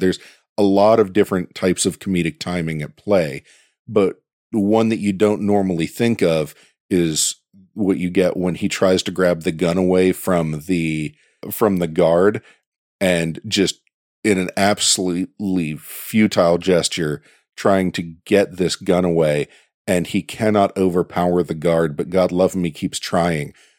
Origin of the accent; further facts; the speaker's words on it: Pittsburgh, Pennsylvania, United States; accent: Yinzer; my hometown